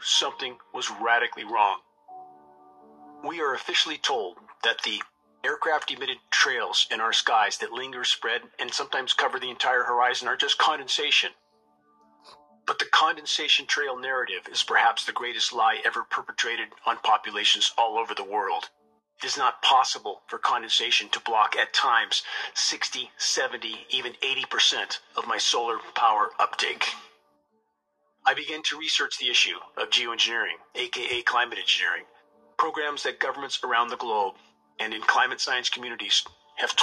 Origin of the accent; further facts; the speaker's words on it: Southern California, United States; moved away; I grew up in Southern California, choking in a sea of smog